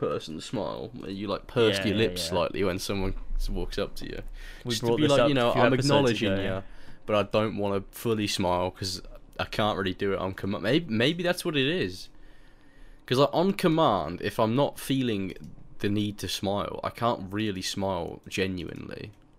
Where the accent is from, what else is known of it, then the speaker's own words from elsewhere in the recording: England, United Kingdom; I'm English